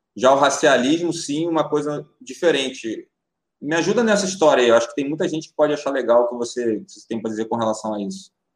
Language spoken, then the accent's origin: Portuguese; Rio de Janeiro, Brazil; Sou nascido em Madureira, sou nascido em Madureira, com muito boa, orgulho